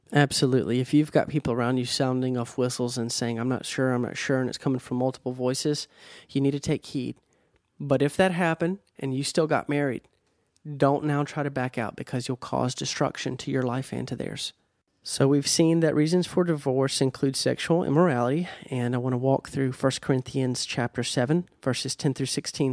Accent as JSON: {"language": "English", "country": "United States", "said": "I'm American."}